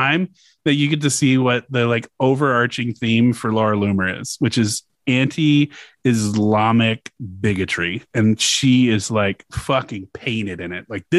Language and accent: English; Louisiana, United States; my home state, Louisiana